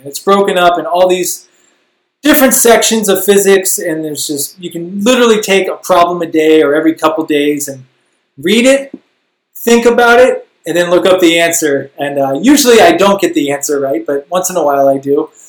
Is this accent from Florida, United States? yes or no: no; Canton, Illinois, United States; moved away; We grew up together in Canton, Illinois